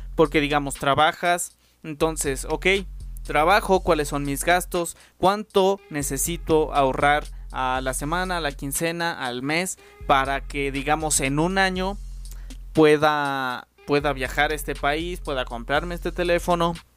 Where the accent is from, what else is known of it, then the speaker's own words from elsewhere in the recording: Mexico; somos mexicanos